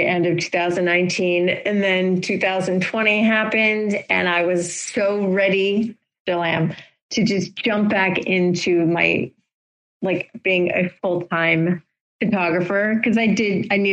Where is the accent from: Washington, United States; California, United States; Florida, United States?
Florida, United States; moved away; I grew up in Florida and have ties to Florida because my family is there still